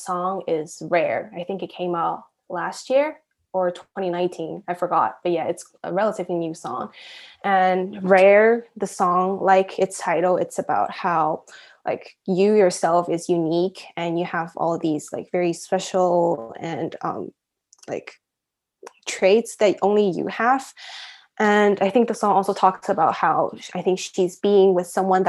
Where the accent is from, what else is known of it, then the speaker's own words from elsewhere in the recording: Shanghai, China; also born or lived in Taiwan / Zhuhai / London; born and raised in Shanghai, but I'm a Taiwanese, and I lived in Zhuhai